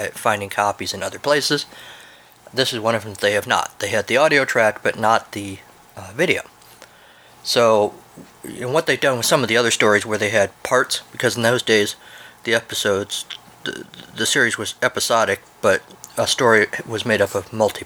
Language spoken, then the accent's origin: English; United States; I'm an American